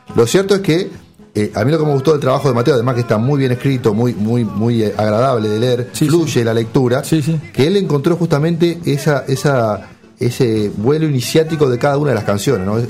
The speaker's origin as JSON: {"language": "Spanish", "country": "Uruguay", "said": "somos un país chiquito, pero nosotros metidos entre dos monstruos como Argentina y Brasil"}